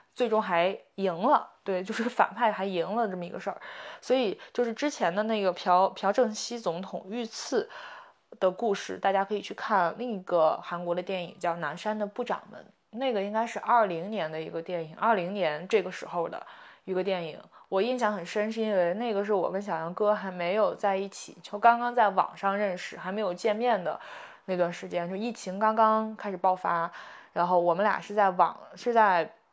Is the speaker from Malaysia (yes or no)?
no; Shandong, China; now in Beijing, China; 但其实在山东的话，我们说年过完，就最终这个年过完是要到二月二龙抬头嘛